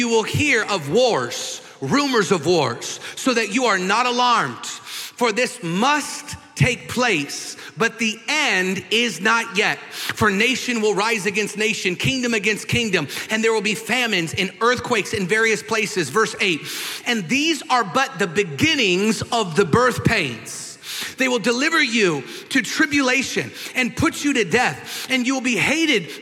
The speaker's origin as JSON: {"language": "English", "region": "Washington", "country": "United States", "tie": "born or raised there", "moved": "yes", "lives_now": "Texas, United States", "said": "in my home state of Washington, where I'm from"}